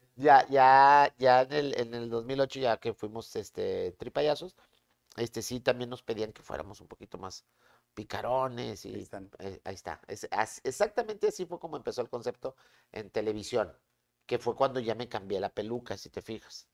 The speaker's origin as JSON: {"language": "Spanish", "town": "Monterrey", "region": "Nuevo León", "country": "Mexico", "tie": "born or raised there", "said": "De Monterrey, yo soy de Monterrey"}